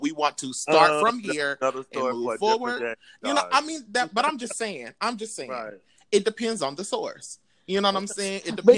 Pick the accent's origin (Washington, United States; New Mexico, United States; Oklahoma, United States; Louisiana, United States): Oklahoma, United States; Because I'm not from the South. I mean, because technically Oklahoma is Midwest or whatever.